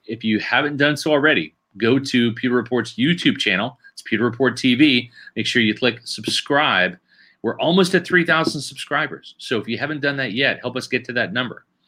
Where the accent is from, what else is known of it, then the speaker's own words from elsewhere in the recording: Kansas City, United States; moved away; I grew up in Kansas City